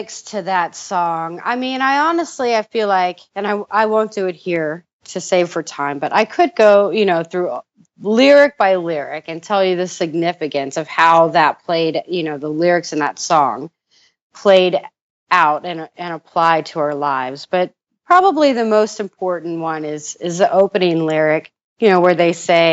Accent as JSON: {"language": "English", "region": "Indiana", "country": "United States", "said": "we're both from Indiana"}